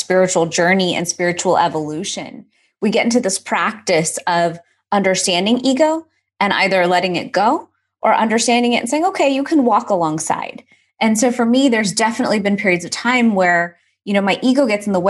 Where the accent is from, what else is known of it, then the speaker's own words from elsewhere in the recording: Houston, Texas, United States; growing up in Houston, we had so much cultural activity.